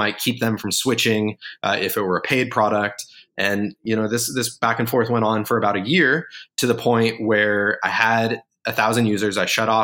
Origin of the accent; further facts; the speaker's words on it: Colorado, United States; moved away as an adult; where I grew up in Colorado